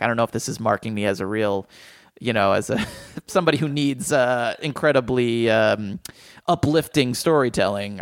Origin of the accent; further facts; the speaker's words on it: New Jersey, United States; where I grew up in Jersey